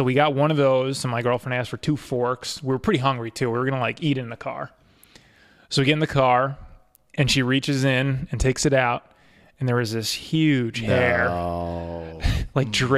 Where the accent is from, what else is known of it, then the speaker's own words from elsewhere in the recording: Castleton, New York, United States; I grew up in Castleton